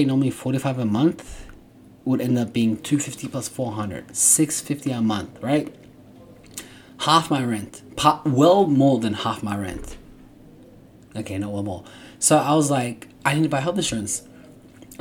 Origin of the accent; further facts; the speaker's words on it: Australia; now in United States; I grew up in Australia